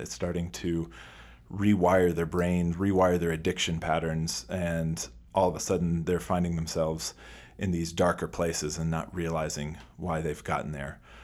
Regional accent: United States

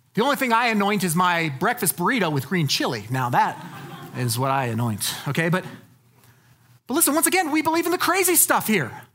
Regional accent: United States; as American evangelicals

